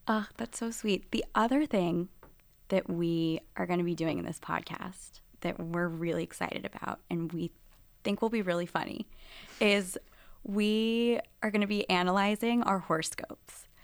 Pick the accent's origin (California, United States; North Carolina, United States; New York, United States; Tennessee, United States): Tennessee, United States; Nashville; moved away as an adult; I grew up in Nashville, Tennessee, and I was with, growing up with a Reformed Jewish family